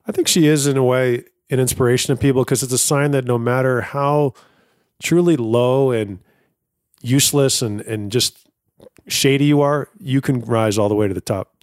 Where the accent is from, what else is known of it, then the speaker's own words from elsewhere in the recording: East Coast, United States; I'm from the East Coast.